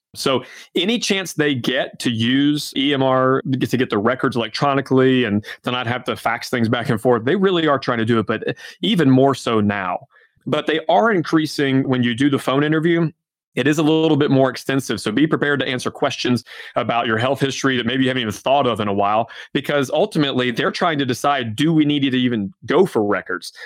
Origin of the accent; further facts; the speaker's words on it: Georgia, United States; now in Omaha, United States; I'm originally from Georgia, my wife's from Alabama. We live right in the middle of the country in Omaha